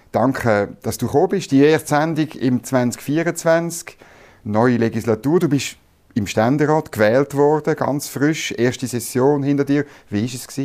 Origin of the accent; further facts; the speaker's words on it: Schwyz, Switzerland; Ausserschweiz, wo ich her bin